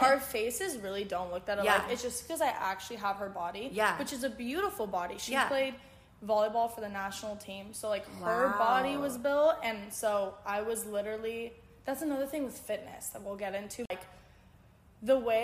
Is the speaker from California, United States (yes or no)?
yes; Pasadena, California, United States; now in Westwood, United States; I'm originally from Pasadena, and right now I live in Westwood because I go to UCLA